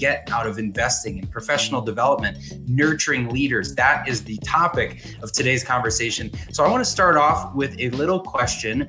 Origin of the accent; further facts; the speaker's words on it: Boston, Massachusetts, United States; I grew up in the Boston area